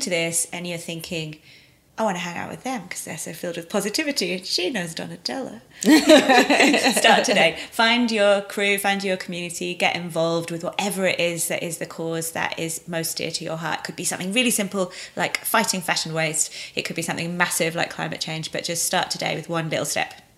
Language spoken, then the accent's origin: English; England, United Kingdom